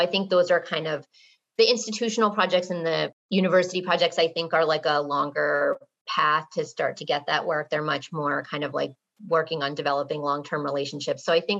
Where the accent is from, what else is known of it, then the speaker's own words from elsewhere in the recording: Watertown, Massachusetts, United States; So I grew up and live in Watertown, Massachusetts, which is like a first ring suburb outside of Boston.